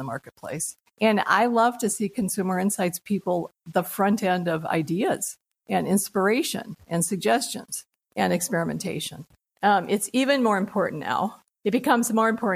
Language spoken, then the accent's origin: English; United States; as an American